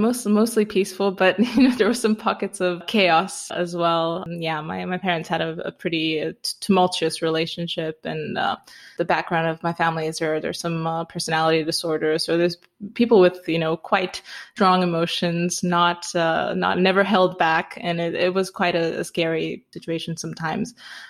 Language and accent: English; Romania; I grew up in Romania, partly in a small town and partly in the mountains because we had a cabin